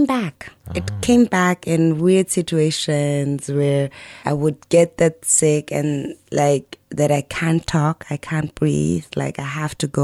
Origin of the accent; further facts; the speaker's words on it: Germany; I grew up in Germany